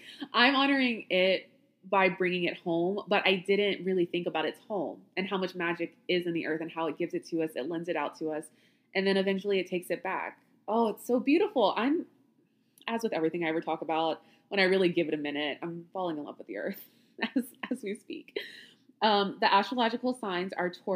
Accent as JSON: {"language": "English", "region": "Louisiana", "country": "United States", "tie": "born or raised there", "said": "I grew up in Louisiana"}